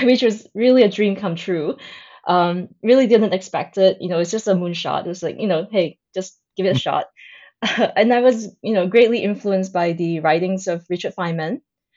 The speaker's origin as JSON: {"language": "English", "country": "Singapore", "tie": "born or raised there", "said": "I was born in Singapore. It is also where I grew up."}